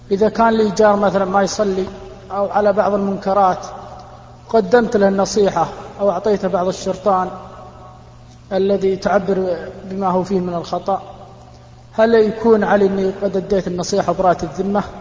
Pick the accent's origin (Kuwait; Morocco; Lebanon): Kuwait